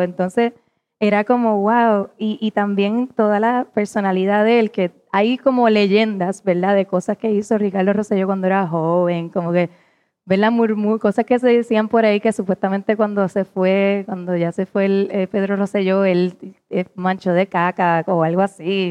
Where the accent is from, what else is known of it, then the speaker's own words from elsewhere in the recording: Puerto Rico; como puertorriqueña